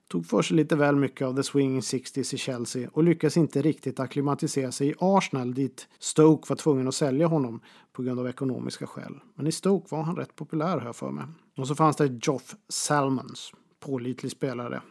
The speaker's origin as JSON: {"language": "Swedish", "town": "Boden", "region": "Norrbotten County", "country": "Sweden", "tie": "born or raised there", "said": "Pressbyrån hemma i Boden"}